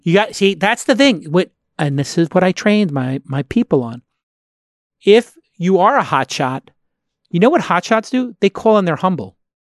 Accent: New York City, New York, United States; moved away; my hometown, Brooklyn

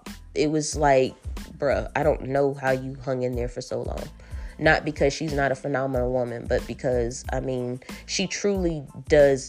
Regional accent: El Paso, Texas, United States; I'm actually from El Paso

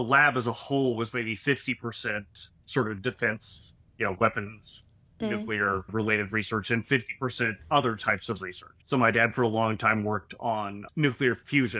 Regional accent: Los Alamos, New Mexico, United States; also born or lived in Boston / Lancaster, United Kingdom; now in New Jersey, United States; I actually grew up in Los Alamos, New Mexico, which is a sort of peculiar town

